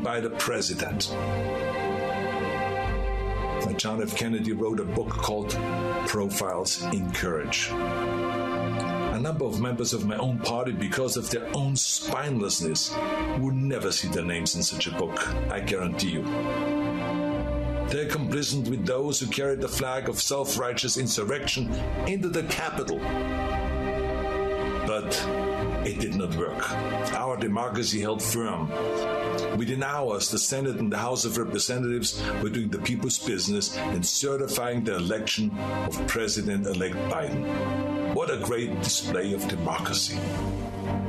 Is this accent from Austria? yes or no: yes; Austria; now in United States; I grew up in Austria